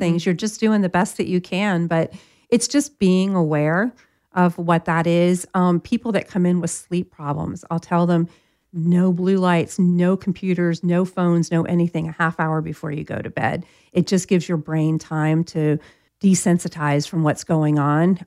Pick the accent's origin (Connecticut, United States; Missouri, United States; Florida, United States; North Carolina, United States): Florida, United States; I'm from Florida